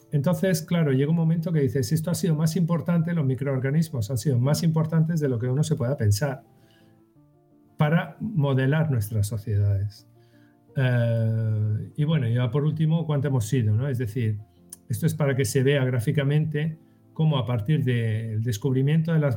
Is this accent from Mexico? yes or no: no; Western Sahara; also born or lived in Sahrawi refugee camps; yo soy saharaui y estuve, de pequeño estuve en los campamentos de refugiados del Sahara